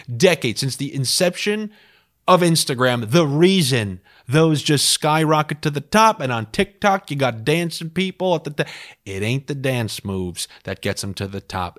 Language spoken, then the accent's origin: English; New York, United States; growing up in New York